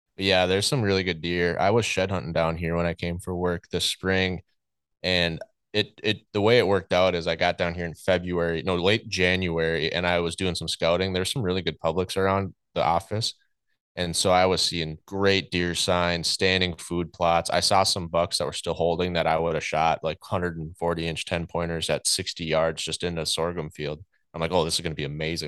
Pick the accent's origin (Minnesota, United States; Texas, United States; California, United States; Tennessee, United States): Minnesota, United States; central; moved away as an adult; also born or lived in North Dakota; I grew up in Minnesota, central Minnesota, with a pretty traditional hunting and fishing family